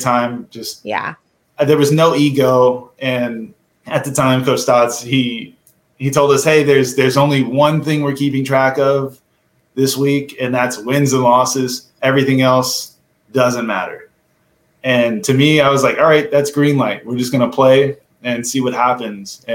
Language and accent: English; Portland, Oregon, United States; I was born and raised in Portland, Oregon